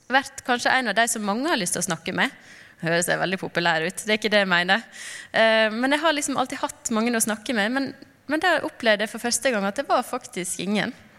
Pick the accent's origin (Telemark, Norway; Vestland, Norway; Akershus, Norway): Vestland, Norway; Knarvik; also born or lived in Lofoten; now in Narvik, Norway; kom jeg opprinnelig fra Knarvik, og nå bor vi i Narvik.